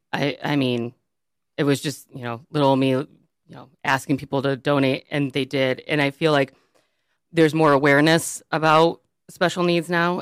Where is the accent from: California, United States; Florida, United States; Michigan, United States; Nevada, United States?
Michigan, United States; Birmingham; I grew up in Birmingham, and the Birmingham Public Schools